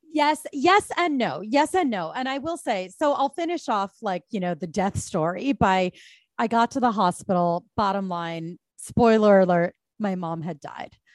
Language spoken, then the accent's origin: English; Bala Cynwyd, Pennsylvania, United States; moved away as an adult; now in New York, United States; I grew up, uh, right off of Conshohocken State Road, you know, just, like, trolled suburban square as a teen